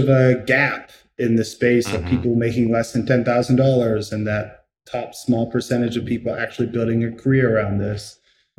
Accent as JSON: {"language": "English", "town": "Pittsburgh", "region": "Pennsylvania", "country": "United States", "tie": "born or raised there", "said": "I was born in Pittsburgh, Pennsylvania. Currently, that's where I live now"}